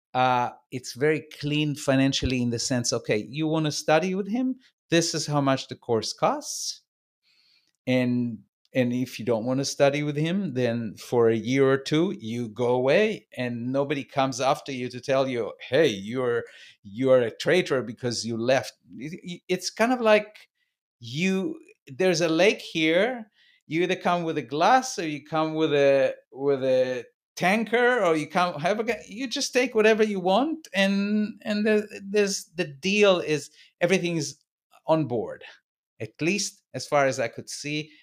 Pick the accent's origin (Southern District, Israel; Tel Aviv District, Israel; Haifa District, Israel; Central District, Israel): Tel Aviv District, Israel; Tel Aviv; how Tel Aviv was when I grew up.